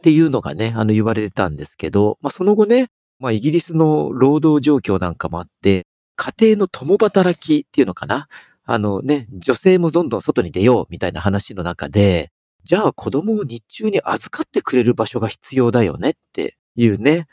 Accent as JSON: {"language": "Japanese", "region": "Tokyo", "country": "Japan", "tie": "born or raised there", "said": "僕はちっちゃい頃なんかあの、東京"}